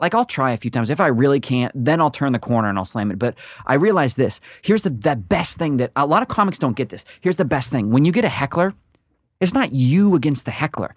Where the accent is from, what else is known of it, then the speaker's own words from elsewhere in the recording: Portland, Oregon, United States; moved away; also born or lived in Charlestown; I grew up in Portland, Oregon